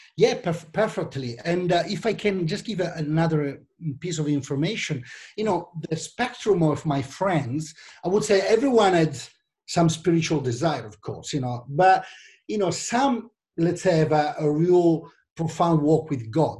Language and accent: English; Milan, Lombardy, Italy; accent: Italian; English is a second language; also born or lived in London; you might understand that from my accent, I'm from Italy, actually from Milan.